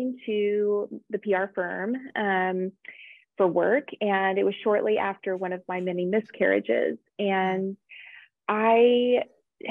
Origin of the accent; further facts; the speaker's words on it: southern Idaho, United States; moved away as an adult; also born or lived in Florida / Oklahoma; I actually grew up in a small town in southern Idaho. I was born in Florida, but then my family moved to Idaho when I was a young girl.